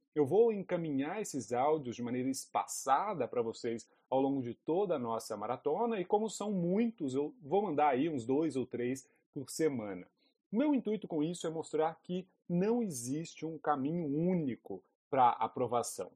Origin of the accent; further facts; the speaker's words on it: Lavras, Minas Gerais, Brazil; moved away as an adult; also born or lived in Brasília; Eu sou de Lavras, uma cidadezinha no sul de Minas Gerais.